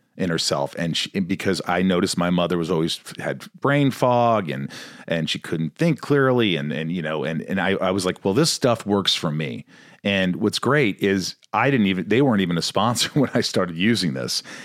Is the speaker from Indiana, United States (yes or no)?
yes; Indiana, United States; I grew up in Indiana